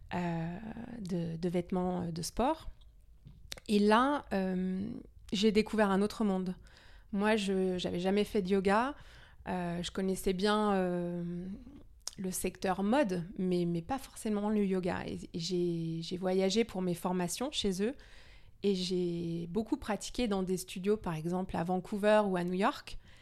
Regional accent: Denmark; moved away; je suis danoise à moitié. D'accord. Donc je suis née au Danemark

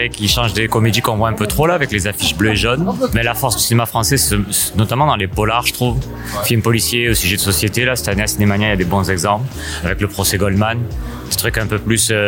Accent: France; je suis française

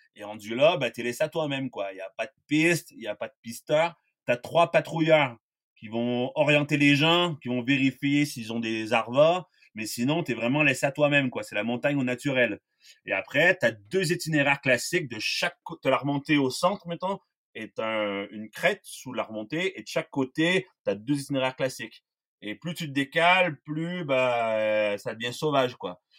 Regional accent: Quebec, Canada; moved away as an adult; now in La Grave, France; je viens du Québec

